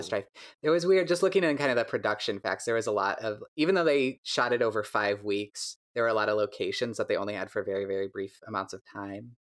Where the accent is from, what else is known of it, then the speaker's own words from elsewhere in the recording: DeKalb, Illinois, United States; now in Chicago, United States; I grew up in DeKalb, Illinois, where barbed wire was invented